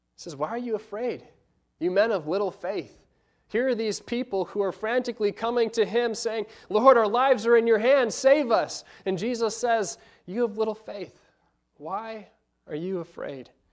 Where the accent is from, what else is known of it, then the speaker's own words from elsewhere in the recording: United States; being American college students